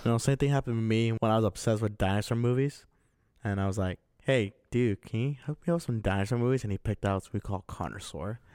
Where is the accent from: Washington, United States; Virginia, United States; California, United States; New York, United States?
California, United States; Azusa; moved away; 'cause I used to live in Azusa, and there was always this video store in my hometown